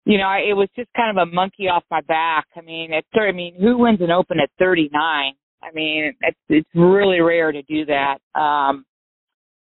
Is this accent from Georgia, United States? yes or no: no; Santa Cruz, California, United States; I grew up at a golf course in Santa Cruz called Pasatiempo